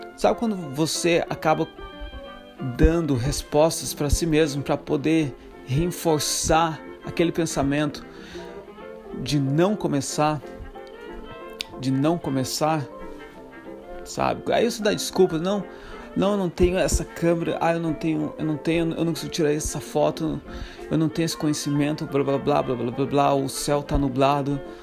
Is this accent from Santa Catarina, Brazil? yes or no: yes; Santa Catarina, Brazil; moved away as an adult; Sou brasileiro, Santa Catarina, seis anos fora do Brasil